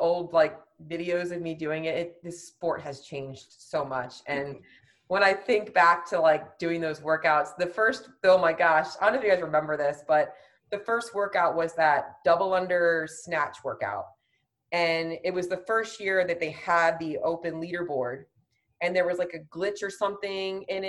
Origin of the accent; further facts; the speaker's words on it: Florida, United States; I'm from Florida